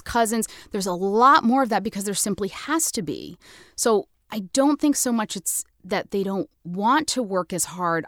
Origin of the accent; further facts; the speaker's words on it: United States; I'm American as apple pie